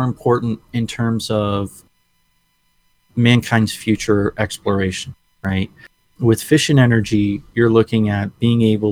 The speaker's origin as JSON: {"language": "English", "region": "New England", "country": "United States", "tie": "born or raised there", "said": "You and I grew up in New England"}